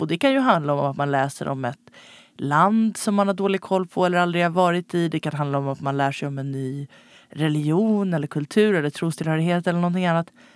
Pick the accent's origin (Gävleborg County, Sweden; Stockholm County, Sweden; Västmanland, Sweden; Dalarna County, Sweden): Stockholm County, Sweden; Stockholm; som stockholmare uppvuxen på 90-talet